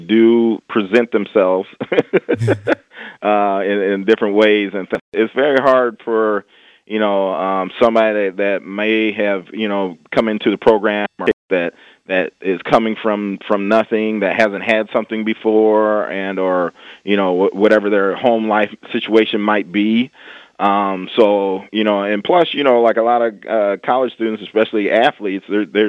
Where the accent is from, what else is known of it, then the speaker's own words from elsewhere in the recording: Bettendorf, Iowa, United States; I'm a kid from the Midwest. Bettendorf, Iowa